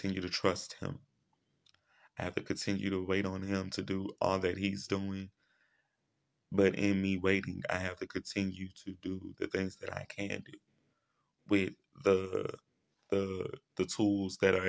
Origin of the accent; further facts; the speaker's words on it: Shreveport, Louisiana, United States; here in my hometown in Shreveport, Louisiana